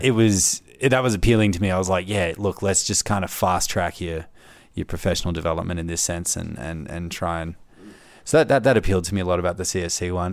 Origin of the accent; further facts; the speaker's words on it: Melbourne, Victoria, Australia; moved away as an adult; now in Canberra, Australia; I'm from Melbourne originally and, uh, moved up here for the grad program